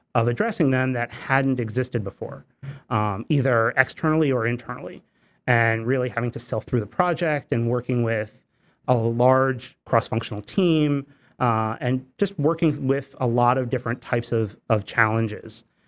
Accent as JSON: {"language": "English", "town": "Newburgh", "region": "New York", "country": "United States", "tie": "born or raised there", "said": "I grew up in the Hudson Valley, but I grew up in a, in a city called Newburgh"}